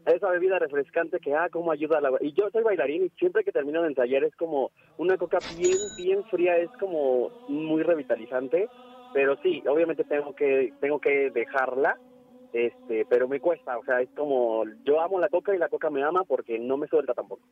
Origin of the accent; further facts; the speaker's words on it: Naucalpan, State of Mexico, Mexico; no soy regio, soy de aquí, de, de, bueno, soy del estado de Naucalpan